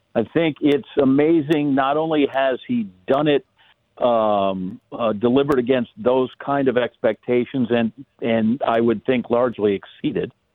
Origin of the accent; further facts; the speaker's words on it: Wisconsin, United States; moved away; I grew up in Wisconsin